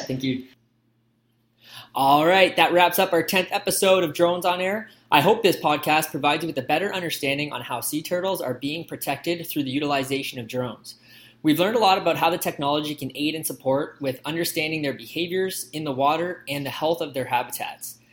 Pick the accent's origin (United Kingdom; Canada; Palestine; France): Canada; central Canada; as a Canadian, uh, you know, in, in, Central Canada